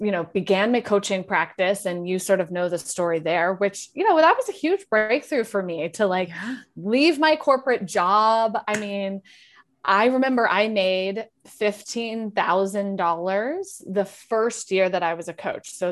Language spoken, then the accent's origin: English; Wyoming, United States; moved away as an adult; also born or lived in South Carolina / New York; I grew up in Wyoming